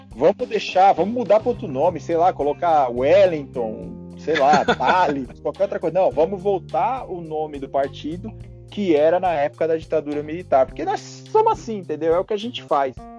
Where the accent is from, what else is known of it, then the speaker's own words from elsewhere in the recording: São Paulo, Brazil; Porque eu sou de São Paulo.